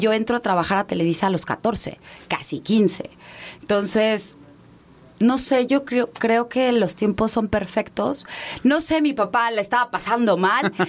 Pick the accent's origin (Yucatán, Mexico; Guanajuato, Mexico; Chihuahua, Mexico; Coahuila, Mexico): Yucatán, Mexico; Mérida; moved away; also born or lived in Mexico City; Yo crecí en Mérida.